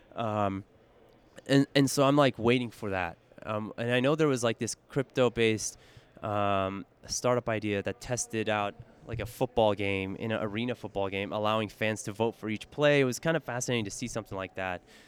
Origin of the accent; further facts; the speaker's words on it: San Francisco, California, United States; I'm fortunate enough to be born and raised in San Francisco in the Bay Area